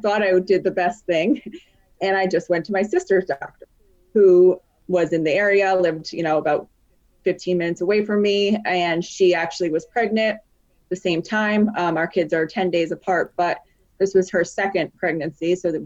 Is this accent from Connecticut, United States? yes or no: yes; Connecticut, United States; moved away as an adult; also born or lived in Philadelphia; I'm from Connecticut, but we had been living in Philadelphia for about 4 or 5 years prior